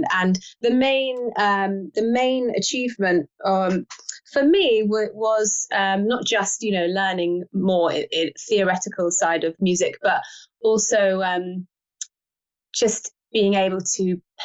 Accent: London, United Kingdom; also born or lived in Spain / United States; I grew up in London my entire life

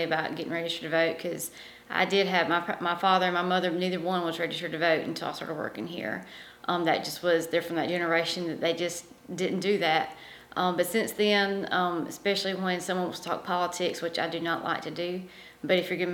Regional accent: Pendleton, South Carolina, United States; also born or lived in Belton, South Carolina; I grew up actually in Pendleton, South Carolina

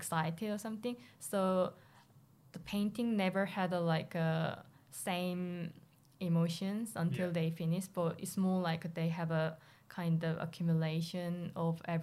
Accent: South Korea; moved away as an adult; now in London, United Kingdom; I was born and raised in South Korea

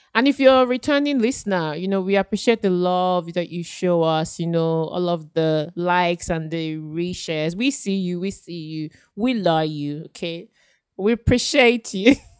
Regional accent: Nigeria; now in Australia; as a Nigerian who's been like raised in a certain religion, um, as a Christian

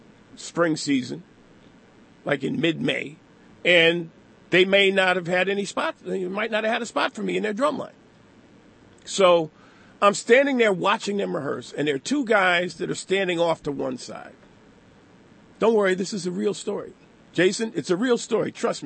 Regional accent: Connecticut, United States; I grew up in Connecticut.

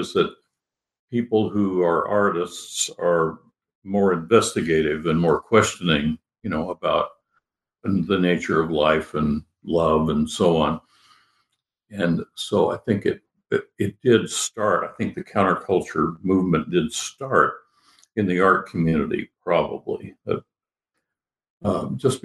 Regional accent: Kansas, United States; moved away as an adult; also born or lived in Wichita, Kansas / New York; I grew up in Kansas in the early days

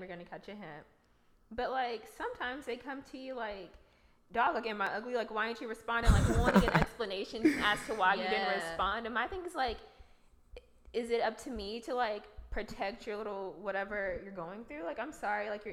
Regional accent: rural area near Houston, Texas, United States; I say I'm from Houston.

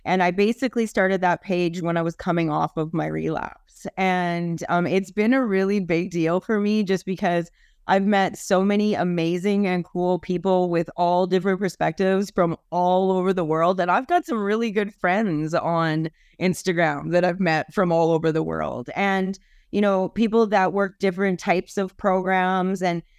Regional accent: Canada; Hi, I'm Canadian.

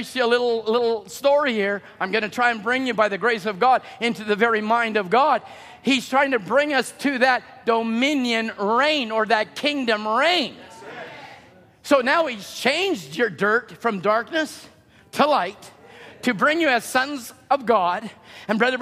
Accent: Chilliwack, British Columbia, Canada; I grew up in Chilliwack

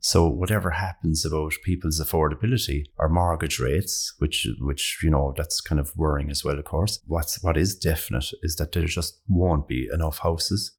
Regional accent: Ireland; being Irish

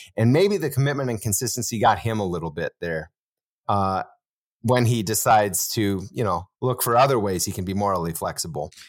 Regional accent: Wisconsin, United States

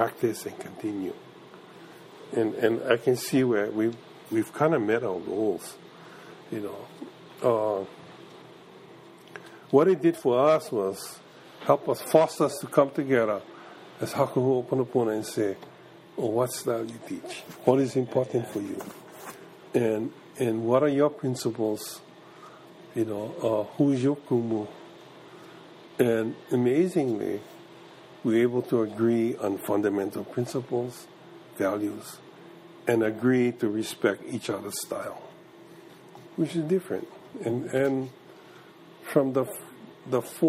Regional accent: Kekaha, Hawaii, United States; I was from Kauai

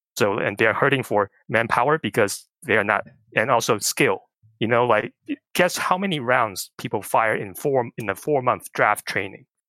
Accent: Taiwan; moved away; growing up in Taiwan

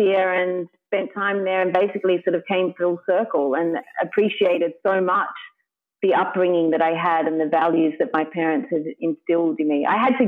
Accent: Sydney, New South Wales, Australia; I'm from Sydney

